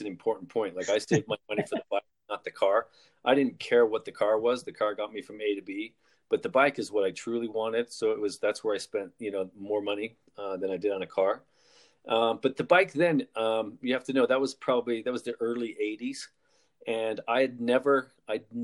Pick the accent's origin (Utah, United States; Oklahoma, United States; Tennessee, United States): Utah, United States; Salt Lake City; From Salt Lake City, but not of Salt Lake City. That's in Utah